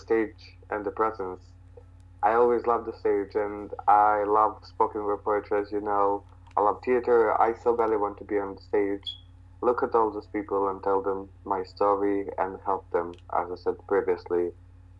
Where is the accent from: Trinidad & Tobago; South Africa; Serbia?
Serbia; near Vlasina lake, Southern and Eastern Serbia; there was this lake called the Vlasina, which is, I guess, an hour and a half in the mountains from my hometown